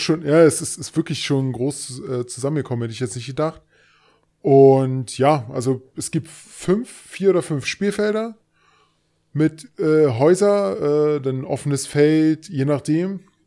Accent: Berlin, Germany; accent: Berliner Dialekt; also born or lived in Thuringia; ich bin Berliner mit thüringischen

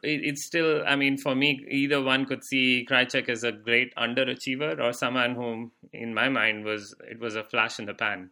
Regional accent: India; moved away; we used to have shortwave radio in India

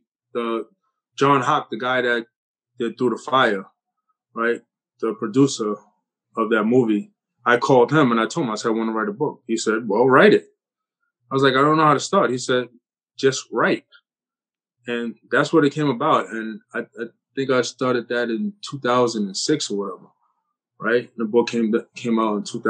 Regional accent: New York City, New York, United States; growing up in Coney Island, New York City, playing basketball

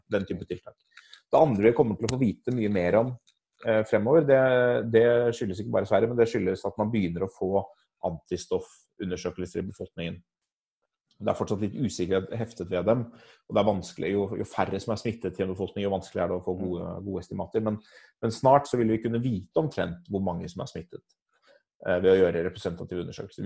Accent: Norway; Norge er jo et land hvor vi er, vi er vant til å tenke på selv som en, et relativt enhetlig land

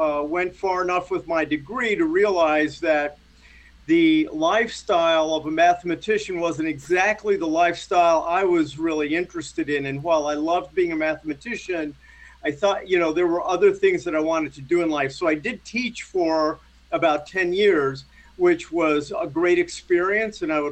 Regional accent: Las Vegas, Nevada, United States; moved away; I grew up in Las Vegas

